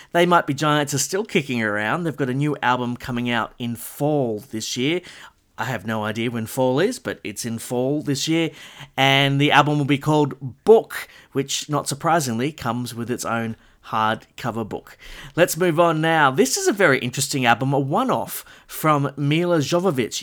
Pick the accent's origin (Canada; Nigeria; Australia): Australia; Castle Hill, New South Wales; my local record store growing up in the Castle Hill area